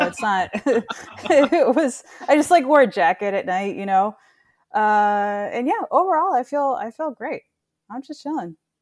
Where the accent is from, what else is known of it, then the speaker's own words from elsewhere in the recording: South Florida, United States; also born or lived in Chile; I grew up in South Florida